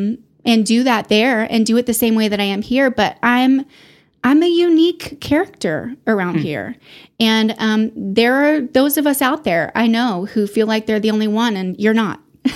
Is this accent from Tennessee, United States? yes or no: yes; Memphis, Tennessee, United States; born there; also born or lived in Houston / East Texas / Austin; So I was born in Memphis, Tennessee.